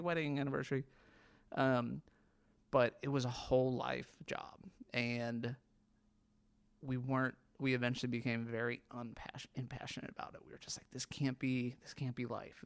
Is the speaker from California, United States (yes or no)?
no; Northern Kentucky, United States; We're from Northern Kentucky.